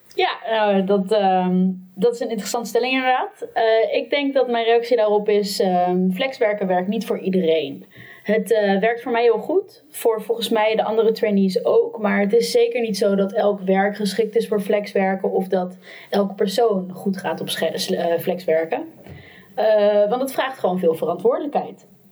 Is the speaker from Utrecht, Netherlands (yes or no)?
no; Amsterdam, North Holland, Netherlands; ik kom ook uit Amsterdam